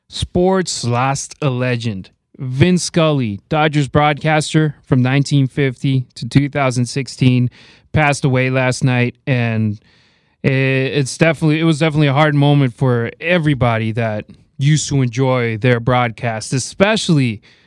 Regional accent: Las Vegas, Nevada, United States; They play in my hometown of Vegas.

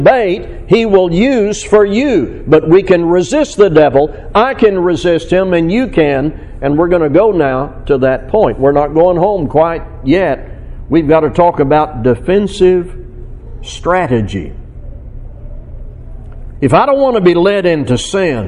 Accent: Fort Smith, Arkansas, United States; around Fort Smith, Arkansas, my hometown. But I fished all those places when I was a boy.

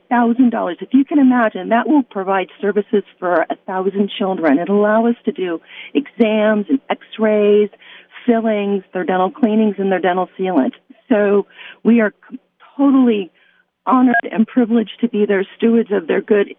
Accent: Las Vegas, Nevada, United States; I grew up in Las Vegas. I am a proud graduate of Chaparral High School

